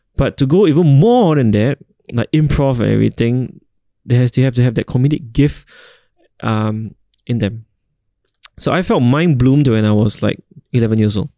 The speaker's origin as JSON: {"language": "English", "country": "Singapore", "said": "I'm a proud Singaporean"}